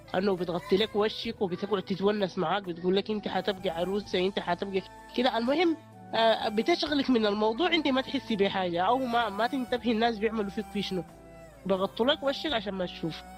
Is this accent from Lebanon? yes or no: no; Sudan; عندنا في السودان